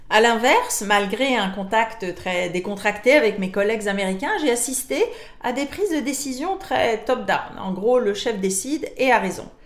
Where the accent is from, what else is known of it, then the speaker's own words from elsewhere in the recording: France; now in Canada; Je suis française d'origine, ai travaillé longtemps pour des entreprises internationales, je vis maintenant au Canada